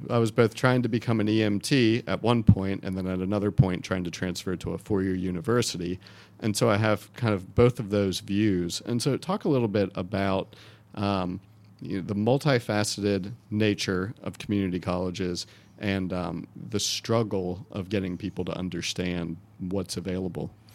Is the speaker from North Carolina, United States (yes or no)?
yes; Wake County, North Carolina, United States; I grew up in Wake County public schools